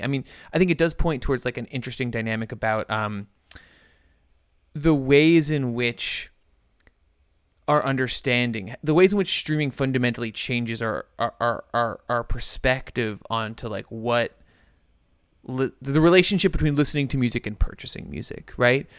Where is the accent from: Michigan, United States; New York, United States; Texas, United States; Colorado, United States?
New York, United States; New Rochelle; my hometown of, of, of, uh, New Rochelle